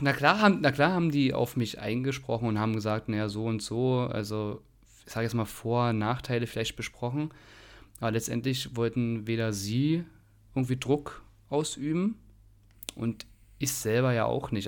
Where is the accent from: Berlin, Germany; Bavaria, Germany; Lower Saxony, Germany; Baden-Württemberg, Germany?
Berlin, Germany; Ich komme aus mhm. Berlin Buch übrigens. Also geboren bin ich dort